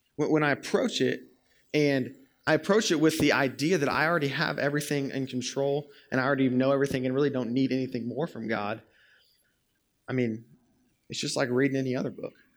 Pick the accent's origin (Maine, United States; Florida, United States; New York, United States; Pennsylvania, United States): Florida, United States; moved away; I'm from Florida, as I've told y'all many times before, and over summers when I was in high school in Florida